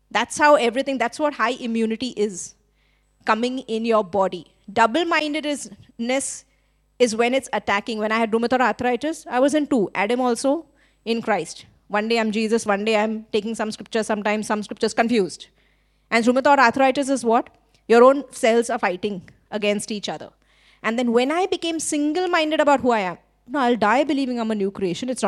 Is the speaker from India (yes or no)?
yes; India; now in Sri Lanka; I'm Indian, but in Sri Lanka, because I'm hanging around with so many Sri, Sri Lankans, now I think I'm Sri Lankan, acting like a Sri Lankan. When everything about my nature and passport is actually I'm Indian.